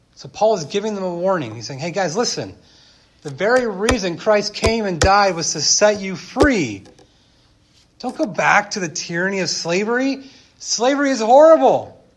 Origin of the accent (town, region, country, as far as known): United States